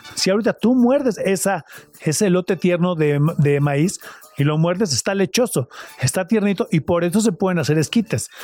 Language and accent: Spanish; Cuautla, Morelos, Mexico; nací en Cuautla, Morelos